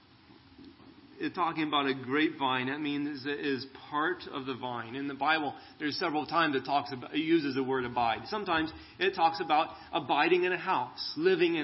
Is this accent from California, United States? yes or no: yes; California, United States; now in Arizona, United States; I grew up in California